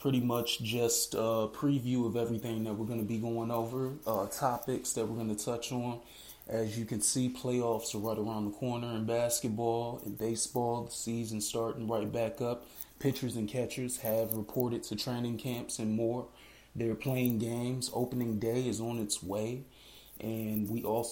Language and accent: English; Cleveland, Ohio, United States; my hometown, Cleveland, Ohio.